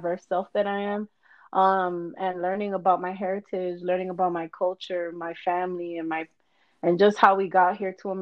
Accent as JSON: {"language": "English", "region": "Florida", "country": "United States", "moved": "yes", "said": "I'm originally from Florida"}